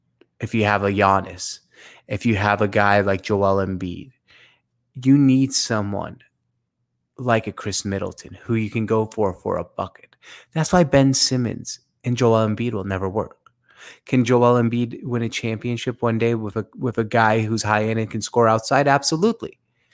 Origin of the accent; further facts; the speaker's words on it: Syria; and I'm from Syria originally